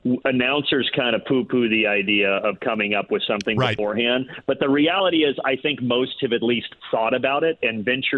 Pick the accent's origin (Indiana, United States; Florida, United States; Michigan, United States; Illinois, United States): Indiana, United States; moved away; back in my home state. I really think it's Indiana.